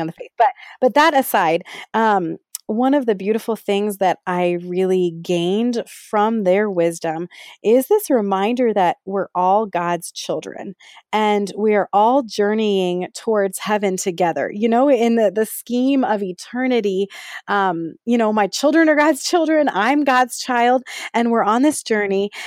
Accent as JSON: {"language": "English", "area": "Bay Area", "region": "California", "country": "United States", "tie": "born or raised there", "also_born_or_lived": "Ohio / Pittsburgh, Pennsylvania", "moved": "as an adult", "lives_now": "Las Vegas, United States", "said": "I grew up in the Bay Area in California, and now I live with my family in Las Vegas, Nevada"}